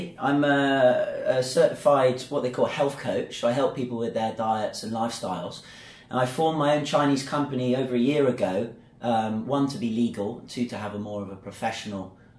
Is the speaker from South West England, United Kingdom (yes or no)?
yes; Bath, South West England, United Kingdom; now in Zhuhai, China; I'm from a place in England called Bath, which is the cleanest city in England. And it's in the southwest, near where Stonehenge is and Glastonbury and beautiful countryside. And Bath's a historical Roman town.